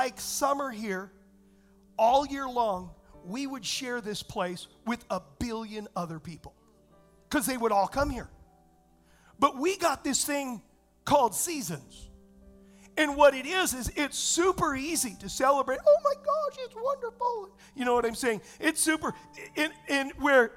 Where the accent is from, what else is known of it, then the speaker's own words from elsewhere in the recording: Southern California, United States; moved away; I was raised in Southern California